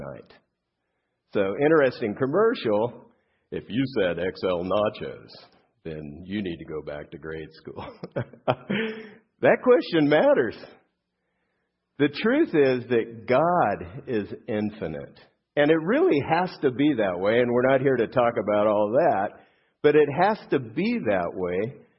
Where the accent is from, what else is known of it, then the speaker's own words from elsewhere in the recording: Southern California, United States; I grew up here in Southern California